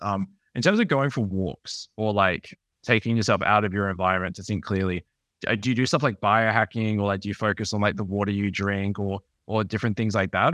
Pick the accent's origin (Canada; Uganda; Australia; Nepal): Australia; I'm from Australia